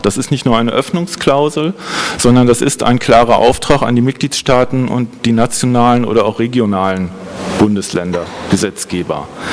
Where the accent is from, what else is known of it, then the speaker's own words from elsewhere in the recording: Holzminden, Lower Saxony, Germany; mein Geburtsort Holzminden in Südniedersachsen